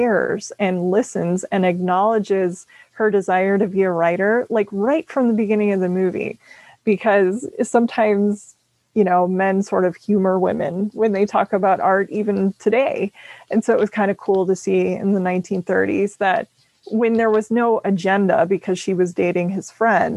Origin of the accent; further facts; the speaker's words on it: Minnesota, United States; I'm from Minnesota